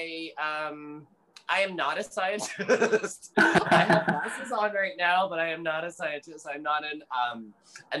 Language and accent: English; Ontario, Canada; moved away as an adult; also born or lived in Calgary, Alberta; now in Vancouver, Canada; I was born in Alberta, actually Calgary, Alberta. And I've only lived really in Canada. So I, which is, you know, but I grew up in Ontario